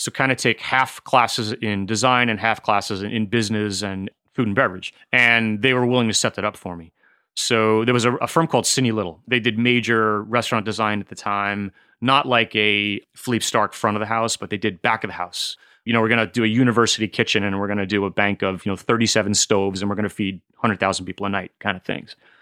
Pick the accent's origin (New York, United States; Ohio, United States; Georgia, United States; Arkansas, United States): New York, United States; Smithtown; moved away as an adult; also born or lived in Las Vegas; now in Washington State, United States; I grew up in Smithtown and pretty much stayed there until I was eighteen and, and went to college